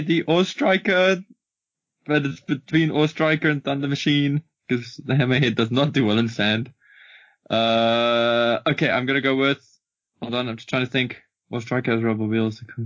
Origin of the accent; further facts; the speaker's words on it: South Africa; as a South African, as a South African